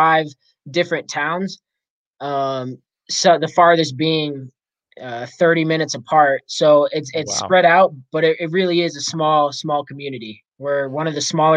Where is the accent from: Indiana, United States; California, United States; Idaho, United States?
Idaho, United States; Boise; moved away; also born or lived in Marsh Valley, Idaho; I'm originally from Boise, moved to Marsh Valley, which is about 4 hours away from Boise. So Eastern Idaho.